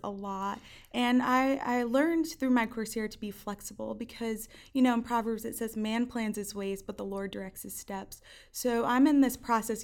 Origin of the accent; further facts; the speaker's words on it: Hawthorne, New Jersey, United States; moved away as an adult; also born or lived in Schroon Lake, New York; I'm from Hawthorne, New Jersey. Um, yes, North Jersey